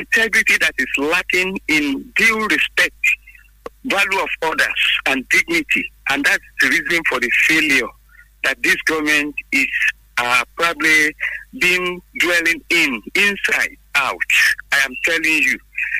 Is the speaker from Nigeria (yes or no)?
yes; Abeokuta, Ogun State, Nigeria; from Abeokuta. Good morning to you.